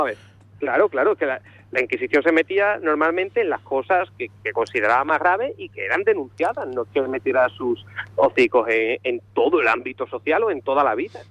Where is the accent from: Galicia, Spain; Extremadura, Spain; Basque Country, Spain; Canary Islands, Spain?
Extremadura, Spain; Azuaga; also born or lived in Andalusia; yo soy extremeño